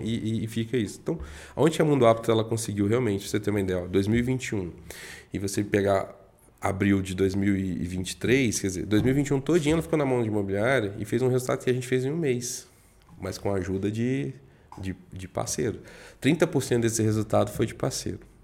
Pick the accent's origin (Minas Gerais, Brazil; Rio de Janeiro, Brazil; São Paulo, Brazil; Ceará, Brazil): Minas Gerais, Brazil; Juiz de Fora; moved away; eu sou da roça, sou do interior, né, sou de Minas